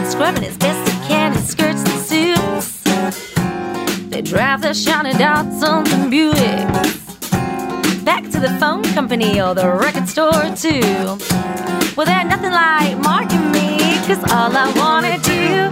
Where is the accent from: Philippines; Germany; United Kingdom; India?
United Kingdom; Stockport, North West England; moved away as an adult; now in Dubai, United Arab Emirates; I'm from Stockport, Gatley.